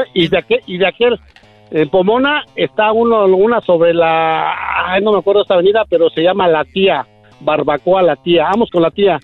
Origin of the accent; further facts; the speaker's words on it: Michoacán, Mexico; now in Mexico City, Mexico; Yo soy Michoacán, radicado en el DF, chilango 100%